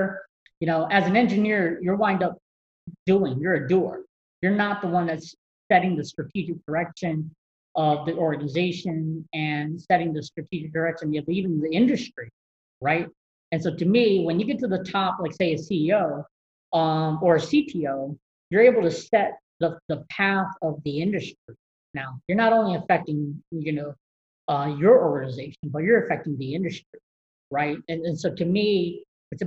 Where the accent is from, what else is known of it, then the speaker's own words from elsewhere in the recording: North Carolina, United States; growing up in North Carolina, great basketball schools in terms of college, UNC and Duke